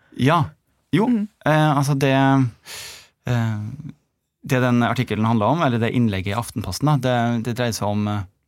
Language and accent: Norwegian; Molde, Møre og Romsdal, Norway; moved away as an adult; also born or lived in Trondheim / Oslo; now in United States; jeg er fra Molde. Eh, født og oppvokst.